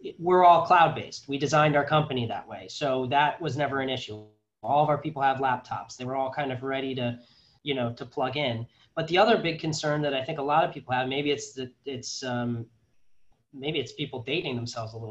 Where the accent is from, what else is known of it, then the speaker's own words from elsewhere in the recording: Connecticut, United States; also born or lived in North Carolina / New Jersey / Massachusetts; I was born in North Carolina. My brother was born in New Jersey and then my sister was born in Massachusetts. And then we kind of settled in Connecticut and that's where we stayed.